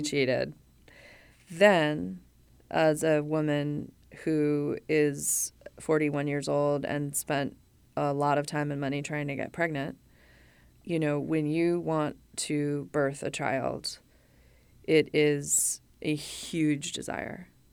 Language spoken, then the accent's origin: English; Los Angeles, California, United States; moved away as an adult; also born or lived in Chicago, Illinois; I moved to L A when I was nine